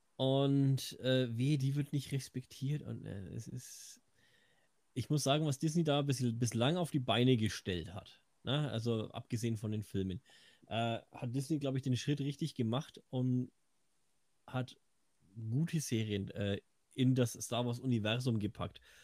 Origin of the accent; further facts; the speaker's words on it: Franconia, Bavaria, Germany; Außerdem bin ich Franke